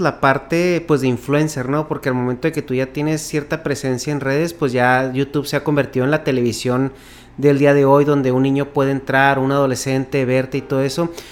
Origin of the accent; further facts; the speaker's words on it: Mexico; moved away as an adult; now in California, United States; Soy de México originalmente